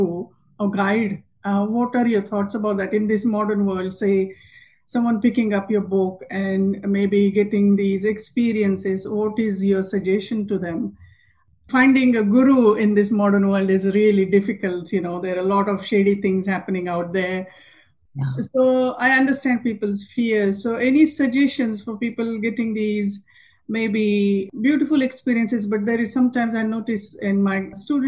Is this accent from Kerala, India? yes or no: no; half an hour from Kopargaon, Maharashtra, India; moved away; My guru is in Kopargaon, just a half an hour from my hometown